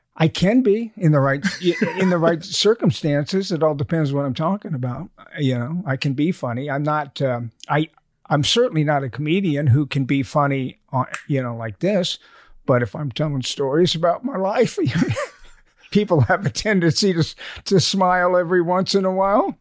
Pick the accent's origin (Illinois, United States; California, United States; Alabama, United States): Alabama, United States; moved away; I was born in Alabama.